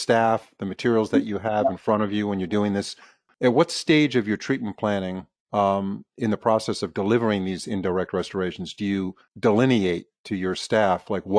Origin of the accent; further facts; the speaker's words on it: New York City, New York, United States; I was born in New York City, so I know a little bit about New York